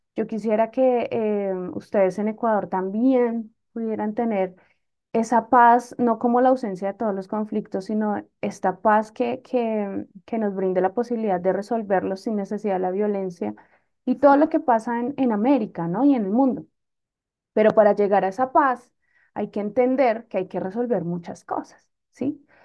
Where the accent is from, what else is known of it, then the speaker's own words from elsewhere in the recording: Bogotá, Colombia; yo soy bogotana